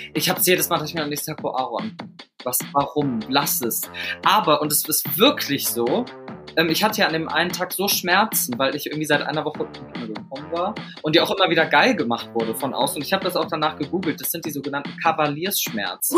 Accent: Meerbusch, North Rhine-Westphalia, Germany; also born or lived in Düsseldorf; aber ich bin in Meerbusch schönes, aufgewachsen.

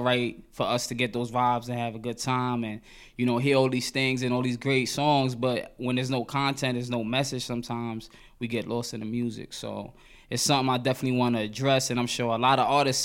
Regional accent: New York City, New York, United States; growing up in Crown Heights

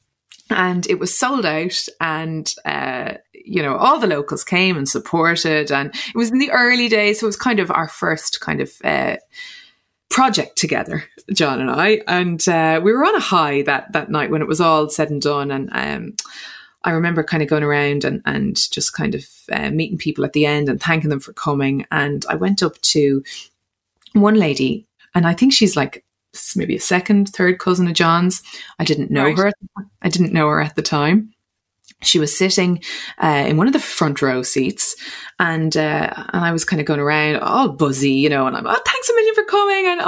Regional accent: Dublin, Leinster, Ireland; also born or lived in Clare; I was from Dublin, grew up in Dublin

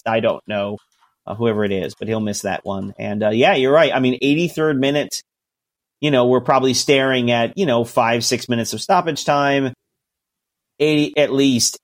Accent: United States; as an American

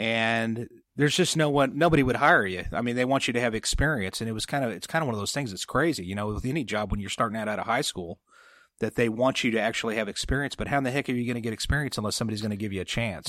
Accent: San Jose, then Sutter Creek area, California, United States; I was born in San Jose, California

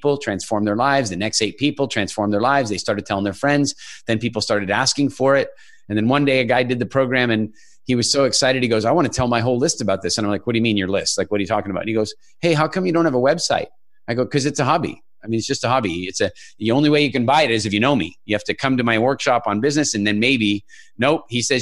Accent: Canada; also born or lived in South Africa / United Kingdom / Ireland / England; now in Dominican Republic; I'm actually originally from South Africa and more or less grew up in Canada

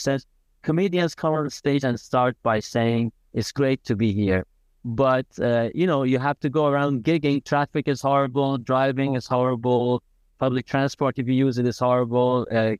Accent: Iran; also born or lived in Italy; And I was born in Italy, but very much against my will, I had to spend my high school years in Iran.

